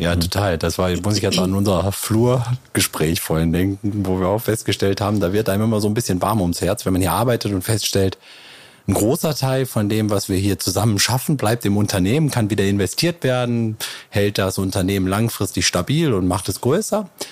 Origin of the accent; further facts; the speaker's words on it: Neukirchen-Vluyn, North Rhine-Westphalia, Germany; ich komme ja auch aus Neukirchen Flühen